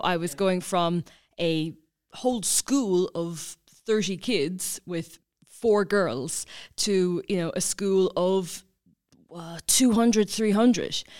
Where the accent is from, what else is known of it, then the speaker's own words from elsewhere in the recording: County Kilkenny, Leinster, Ireland; I'm originally from County Kilkenny